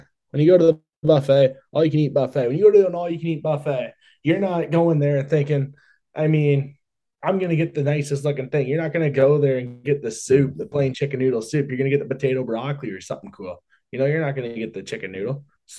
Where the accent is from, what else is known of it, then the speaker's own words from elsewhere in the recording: Delhi, Ontario, Canada; I'm from Delhi.